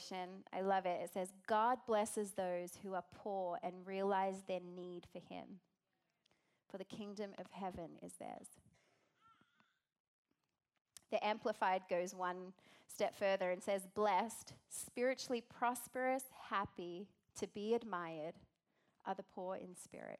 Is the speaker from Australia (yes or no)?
yes; Australia; accent: Australian; now in United States